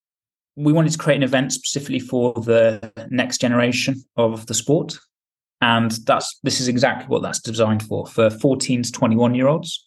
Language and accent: English; England, United Kingdom; now in Spain; I'm being English, live in Spain